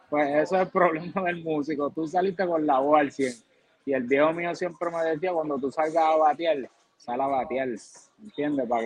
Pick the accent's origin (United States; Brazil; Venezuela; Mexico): United States; Boston, Massachusetts; born there; Y de la americana, pues los Red Sox, porque soy nacido en Boston. Allá.